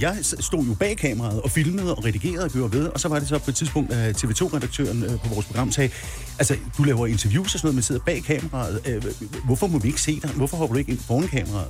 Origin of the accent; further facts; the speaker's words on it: Birkerød, Capital Region of Denmark, Denmark; moved away as an adult; now in Farum, Denmark; jeg kommer oprindeligt fra Birkerød